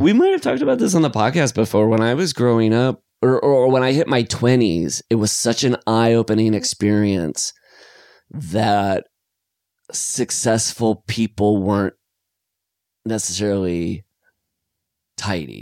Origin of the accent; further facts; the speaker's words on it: Iowa, United States; now in California, United States; growing up in Iowa